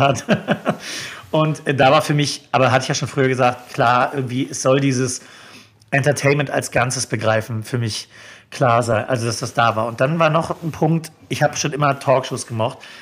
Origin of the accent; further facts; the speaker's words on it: Neubrandenburg, Mecklenburg-Vorpommern, Germany; moved away as an adult; also born or lived in Schwerin / Hamburg; now in Berlin, Germany; in meiner Heimatstadt in Neubrandenburg